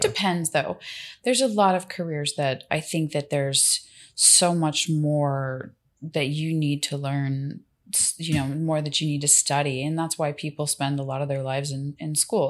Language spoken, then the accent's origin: English; Miami, Florida, United States; I'm from Miami